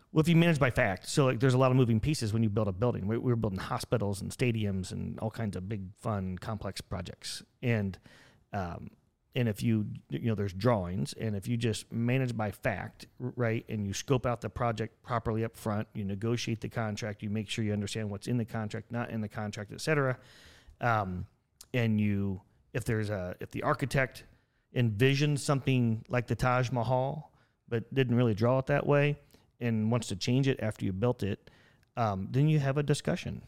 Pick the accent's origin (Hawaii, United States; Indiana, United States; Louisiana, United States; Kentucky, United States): Indiana, United States; Buck Creek; I grew up in a town called Buck Creek, Indiana